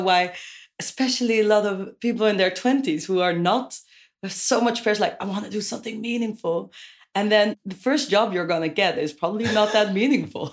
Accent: Amersfoort, Utrecht, Netherlands; now in Amsterdam, Netherlands; I moved there from a town called Amersfoort

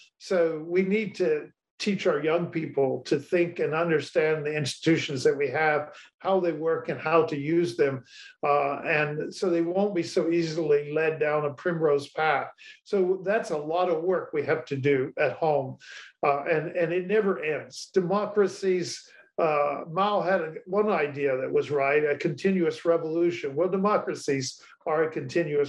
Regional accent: United States; as an American

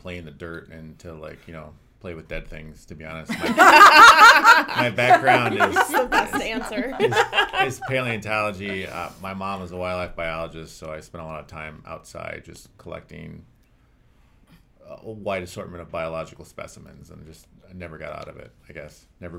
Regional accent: Western US, United States; also born or lived in Wisconsin / Des Moines, Iowa / Canada / Texas; No, I'm originally from Wisconsin, but I largely grew up in the Western U.S. So I've moved around a lot. So I came here from Des Moines, Iowa, and then was in Canada before that, and Texas before

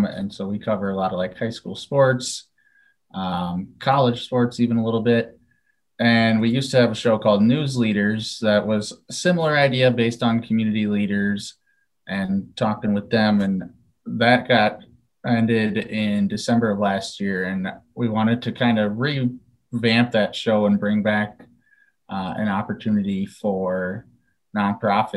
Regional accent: Dyersville, Iowa, United States; moved away as an adult; now in Platteville, United States; I grew up actually in Dyersville, graduated from Western Dubuque

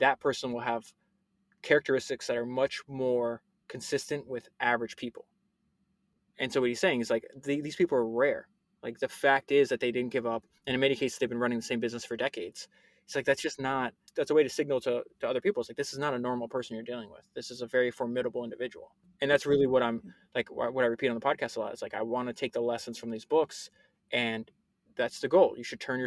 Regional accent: Florida, United States; I grew up in Florida

